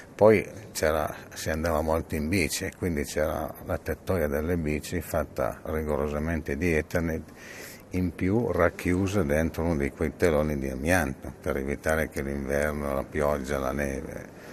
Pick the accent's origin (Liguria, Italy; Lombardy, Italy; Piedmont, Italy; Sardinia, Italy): Piedmont, Italy; Casale Monferrato; sono nato a Casale, ho fatto 65 anni da poco e ehm, da piccolo nel mio cortile c'avevo diverse persone che lavoravano all'Eternet